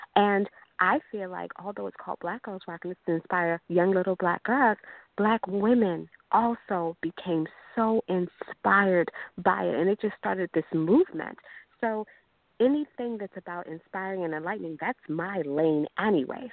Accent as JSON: {"language": "English", "region": "Maryland", "country": "United States", "said": "my home state"}